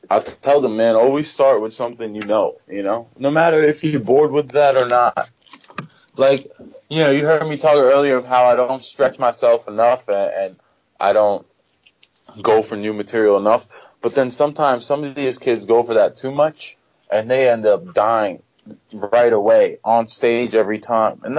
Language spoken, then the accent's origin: English; Pakistan; I'm like, uh, I'm from Pakistan he's like, "Oh, you were saying you good," and then the security let me go. You know, otherwise, if I had not been a, from Pakistan, if I say India